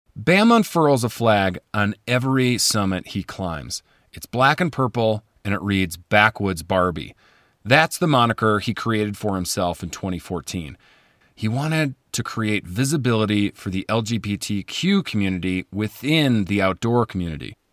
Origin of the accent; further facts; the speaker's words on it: just outside of Chicago, Illinois, United States; I grew up just outside of Chicago in an upper middle class family